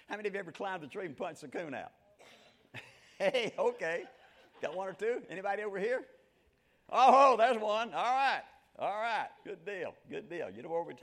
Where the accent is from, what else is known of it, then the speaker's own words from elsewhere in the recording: Lumberton, Mississippi, United States; moved away as an adult; also born or lived in Hattiesburg, Mississippi; now in Middle Tennessee, United States; I grew up in the piney woods of South Mississippi. You ever heard of Hattiesburg? All right, for you football fans, that's Brett Favre's town. Well, that's where I was hatched, but I was raised about 30 miles south of there, okay, down the southwest corner of Forest County